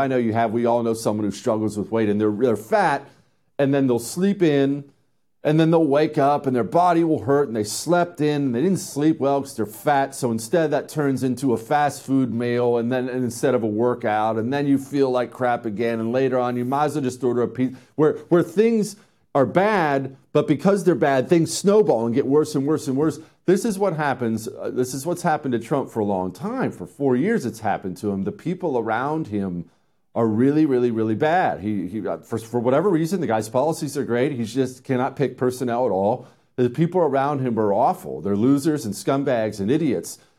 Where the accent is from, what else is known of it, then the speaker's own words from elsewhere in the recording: Montana, United States; I grew up in Montana